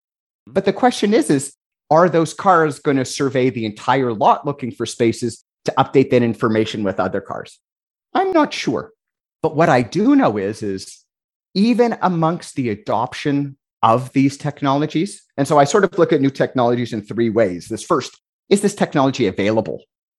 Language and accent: English; Canada; I'm Canadian